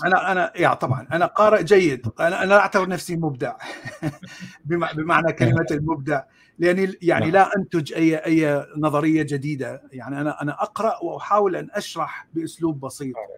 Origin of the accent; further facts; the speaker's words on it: Baghdad, Baghdad Governorate, Iraq; moved away as an adult; also born or lived in Mosul / Jordan; now in United States; انا من مواليد آه، بغداد من عائله اصلها من الموصل